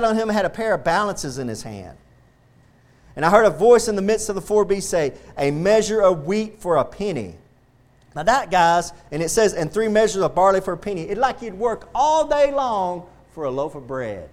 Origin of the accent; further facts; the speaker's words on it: Texas, United States; I'm going to die a Texan, and I'm proud to be a Texan